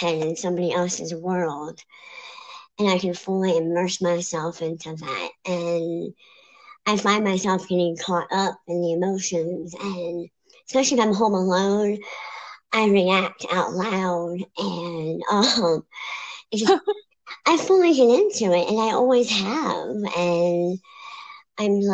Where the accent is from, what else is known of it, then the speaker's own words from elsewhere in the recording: Maryland, United States; moved away as an adult; now in Pennsylvania, United States; So I was born and raised in Maryland. I moved to Pennsylvania about almost 2 years ago